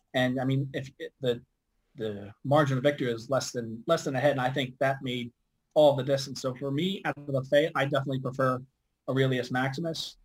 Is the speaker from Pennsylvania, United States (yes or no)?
yes; Philadelphia, Pennsylvania, United States; I'm from Philadelphia. Uh, I'm pretty much you know, dead between Delaware Park and Philadelphia